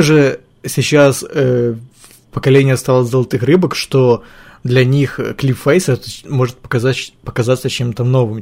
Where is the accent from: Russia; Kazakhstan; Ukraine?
Ukraine; я из Украины